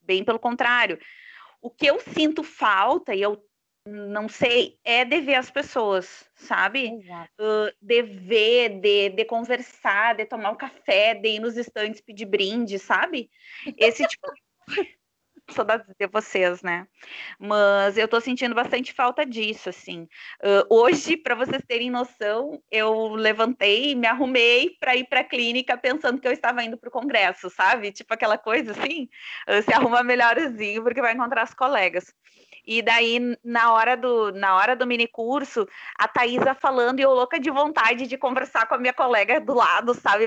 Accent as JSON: {"language": "Portuguese", "town": "Santa Maria", "region": "Rio Grande do Sul", "country": "Brazil", "said": "Sou de Santa Maria"}